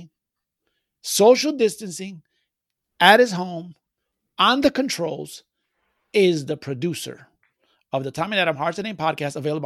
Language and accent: English; Puerto Rico; That just reminds me of my home